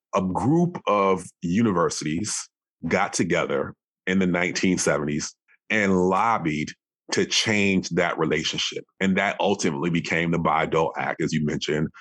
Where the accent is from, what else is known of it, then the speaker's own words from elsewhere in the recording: Madison, Wisconsin, United States; I grew up in Wisconsin, so Madison, Wisconsin